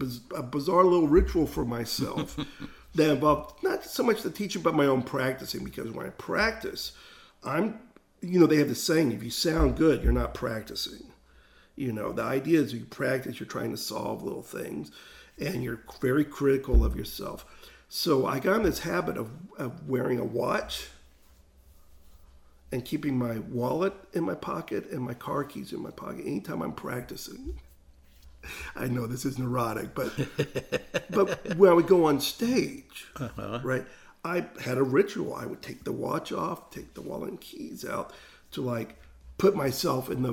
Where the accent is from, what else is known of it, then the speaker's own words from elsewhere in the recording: Jacksonville, Florida, United States; I was the one from Jacksonville